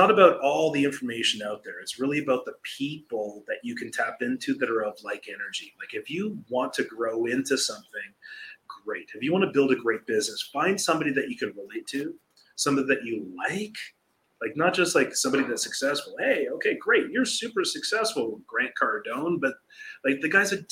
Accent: Canada; now in Costa Rica; We're a Canadian

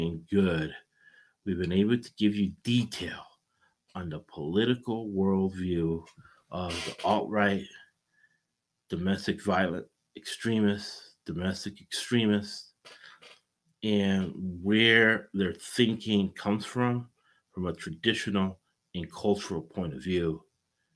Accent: United States; we're all American

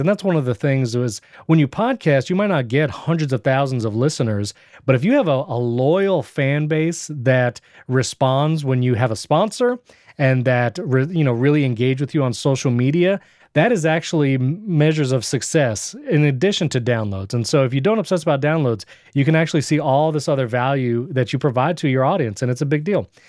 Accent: Fishkill, New York, United States; moved away as an adult; also born or lived in Brooklyn, New York; now in Florida, United States; I'm originally from New York. That's where I was born and grew up.

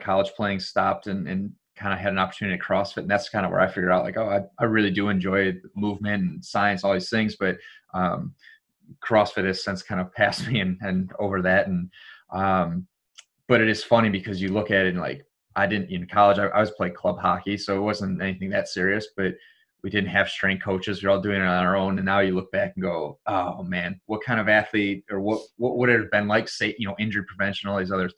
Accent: Detroit, Michigan, United States; I'm from Detroit

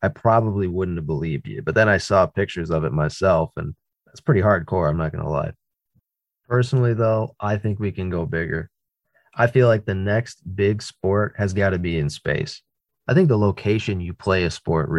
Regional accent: East Coast of the United States, United States; I grew up on the East Coast of the United States.

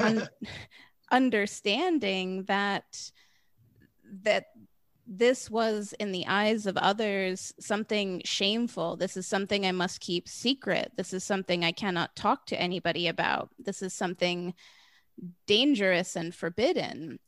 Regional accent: United States; I grew up in the United States

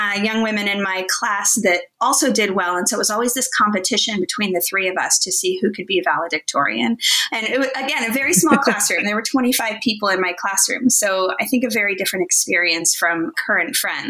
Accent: Bison, Kansas, United States; moved away; I grew up in Kansas in the middle of nowhere.

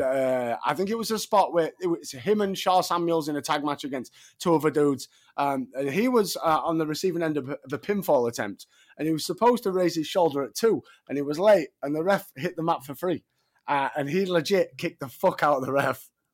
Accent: Sheffield, Yorkshire and the Humber, United Kingdom; Sheffield, my hometown

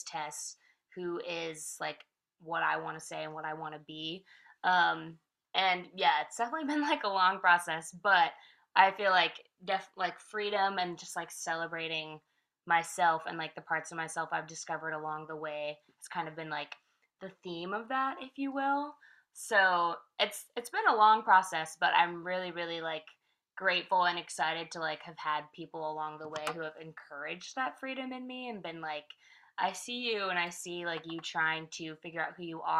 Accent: Vallejo, California, United States; moved away as an adult; also born or lived in San Francisco; now in Nashville, United States; I grew up there. I technically grew up in a little outskirting city called Vallejo. So I lived there from like 12 to 18

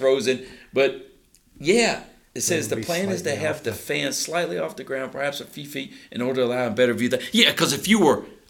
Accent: the South, United States; We are rednecks from the South

